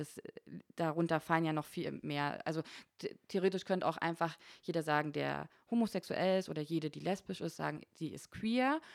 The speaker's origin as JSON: {"language": "German", "area": "Frankfurt and Berlin", "region": "Brandenburg", "country": "Germany", "tie": "born or raised there", "moved": "as an adult", "lives_now": "Konstanz, Germany", "said": "ich komme aus Ostdeutschland, ich bin zwischen Frankfurt oder und Berlin aufgewachsen in beiden Städten"}